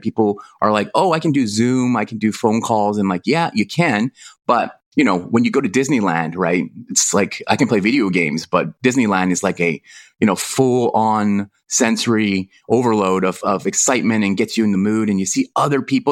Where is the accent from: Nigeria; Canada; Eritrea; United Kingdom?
Canada; now in Hong Kong; I'm from Canada, living in Hong Kong